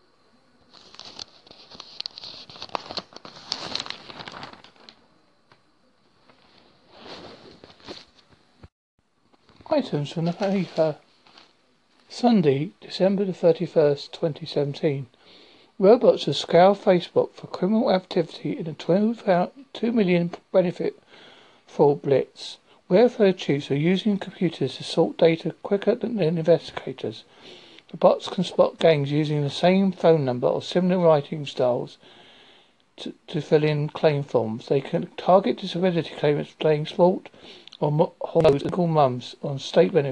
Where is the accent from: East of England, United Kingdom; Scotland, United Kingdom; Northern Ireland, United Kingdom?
East of England, United Kingdom; Essex; moved away as an adult; now in Devon, United Kingdom; I'm originally from Essex in England